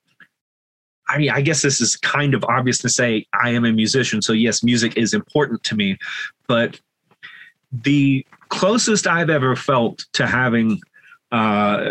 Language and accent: English; Deep South, United States; moved away; I'm from the Deep South originally